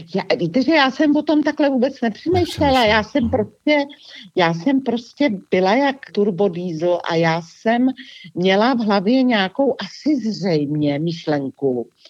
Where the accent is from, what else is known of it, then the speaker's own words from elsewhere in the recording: Czechia; jsem Češka